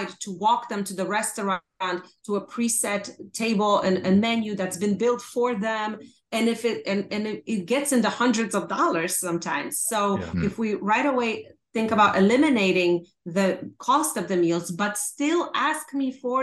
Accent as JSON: {"language": "English", "country": "Poland", "moved": "yes", "said": "I'm originally from Poland"}